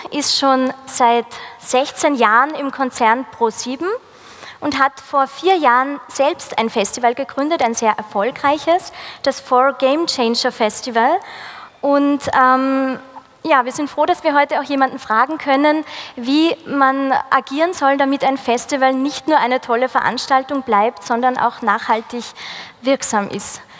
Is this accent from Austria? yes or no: yes; Pregarten, Upper Austria, Austria; Und ich bin in meinem Heimatort Pregarten, ungefähr 30 Kilometer von hier.